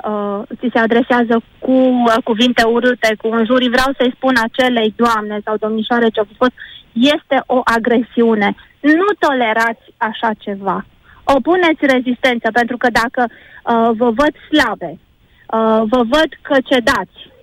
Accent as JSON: {"language": "Romanian", "country": "Romania", "said": "suntem români"}